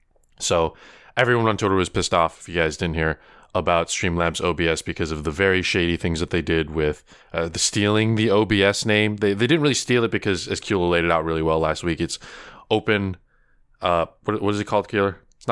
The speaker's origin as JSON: {"language": "English", "country": "Philippines", "said": "I'm Filipino. I don't know why you would say that. You just look at me."}